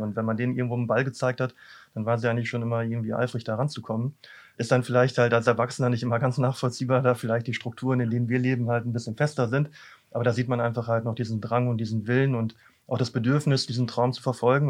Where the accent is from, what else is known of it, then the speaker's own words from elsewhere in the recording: Büren, North Rhine-Westphalia, Germany; moved away; ursprünglich komme ich aus Büren